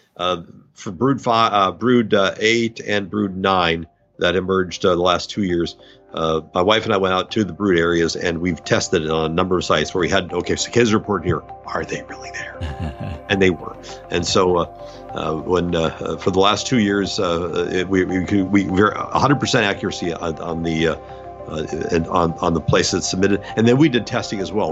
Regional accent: North Dakota, United States; moved away; I'm from North Dakota

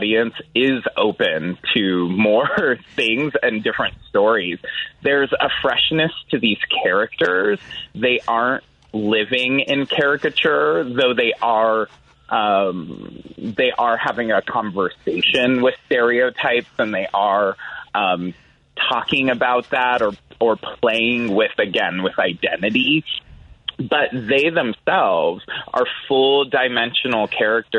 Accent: San Jose, California, United States; moved away as an adult; now in Chicago, United States; I grew up in San Jose

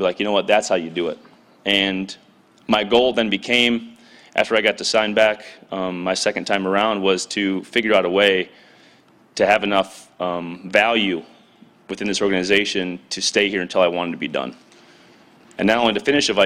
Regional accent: South Dakota, United States; moved away as an adult; also born or lived in Iowa / Minnesota; I'm from South Dakota, went to Iowa and played in Minnesota

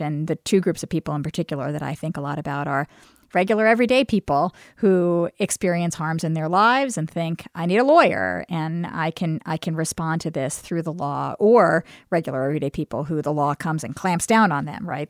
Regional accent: New York City, New York, United States; moved away as an adult; now in Charlottesville, United States; I grew up in Brooklyn

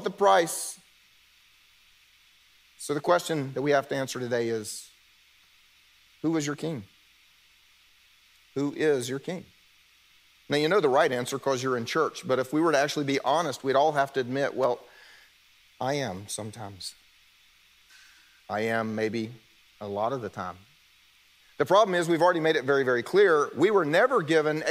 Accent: South Carolina, United States; moved away; I'm from South Carolina. I can turn the accent on

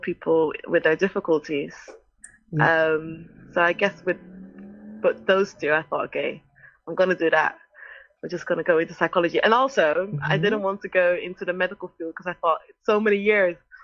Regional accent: Netherlands; English is a second language; moved away as an adult; also born or lived in United States; now in England, United Kingdom; as a Dutch person, am I going to get in there? You know, English is my second language

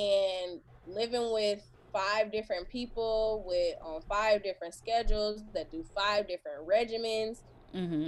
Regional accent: Portland, Oregon, United States; I'm from Portland, Oregon

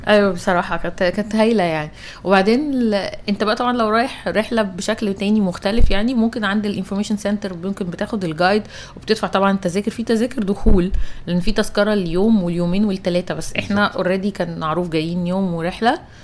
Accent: Egypt; لنا كمصريين

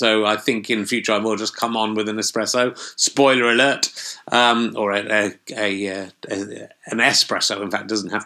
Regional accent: Loughborough, East Midlands, United Kingdom; moved away; also born or lived in Yorkshire; spent much of my childhood in Loughborough, near Leicester

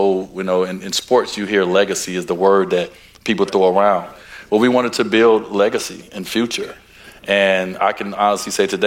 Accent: Chicago, Illinois, United States; I grew up in Chicago

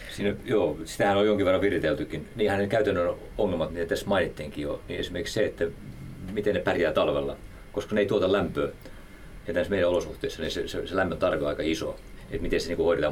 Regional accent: Häme, Tavastia, Finland; Mä oon Hämeestä kotoisin

